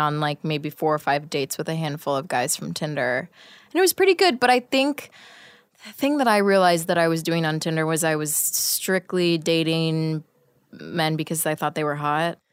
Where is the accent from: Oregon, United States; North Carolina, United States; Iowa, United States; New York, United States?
Oregon, United States; Portland; I grew up in Portland, Oregon, where there are no black people